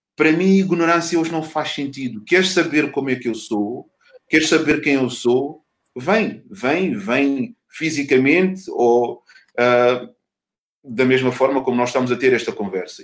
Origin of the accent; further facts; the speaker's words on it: Mozambique; enquanto moçambicano